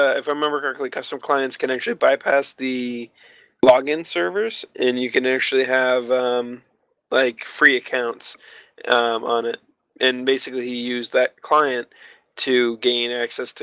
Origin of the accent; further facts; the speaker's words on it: Canada; being a Canadian, I live so far north from Brazil